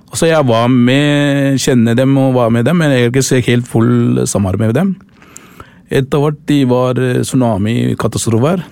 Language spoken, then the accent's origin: Norwegian; Sri Lanka; Norwegian is a second language; now in Oslo, Norway; Jeg kommer fra Sri Lanka, faktisk. Jeg er tamil